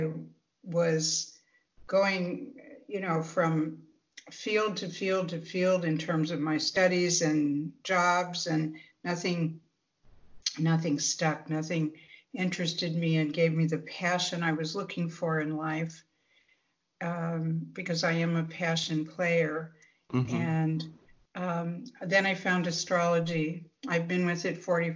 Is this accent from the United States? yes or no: yes; Midwest, United States; growing up in the Midwest